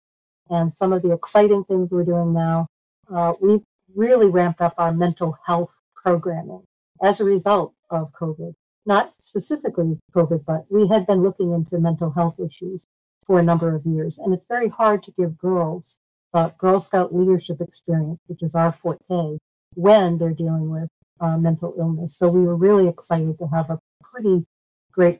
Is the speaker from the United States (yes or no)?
yes; Tewksbury, Massachusetts, United States; I grew up in Massachusetts in Tewksbury